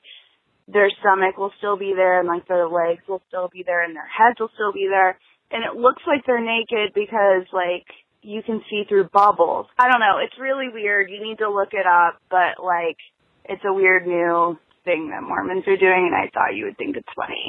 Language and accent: English; Ohio, United States; Hey, moms. It's …. I'm 26 from Ohio.